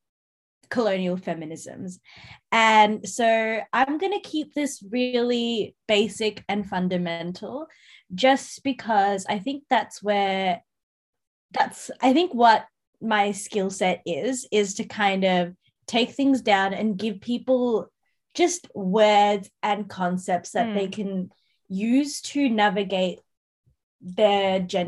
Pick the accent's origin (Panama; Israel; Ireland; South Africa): Ireland; But I'm Irish, Jess.